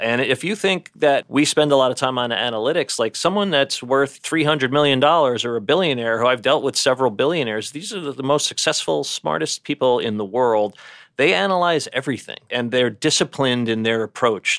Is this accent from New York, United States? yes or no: yes; New York City, New York, United States; So we're a New York family, and I grew up in Brooklyn.